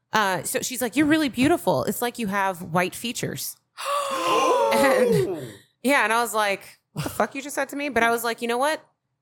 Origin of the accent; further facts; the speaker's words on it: the South, United States; I was raised in the South